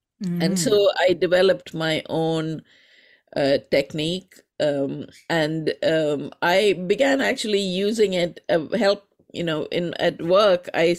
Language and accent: English; India; from my name, you might recognize that I am from India, the home of yoga and also arguably the home of meditation, the birthplace of both yoga and meditation in a certain sense.